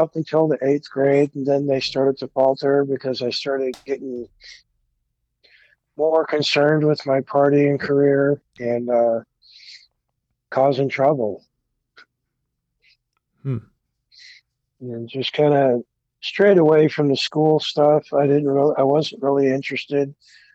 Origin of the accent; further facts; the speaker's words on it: Oakland, California, United States; also born or lived in Alameda, California / San Leandro, California; I grew up in the Bay Area in California, mainly Oakland and Alameda.